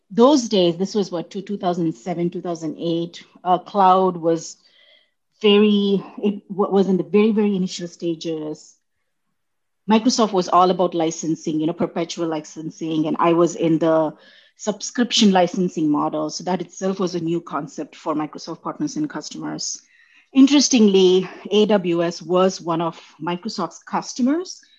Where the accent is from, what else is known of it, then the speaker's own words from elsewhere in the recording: India; accent: Indian; English is a second language; now in United States; So when, when I moved from India, uh, I, I had a very neutral Indian accent.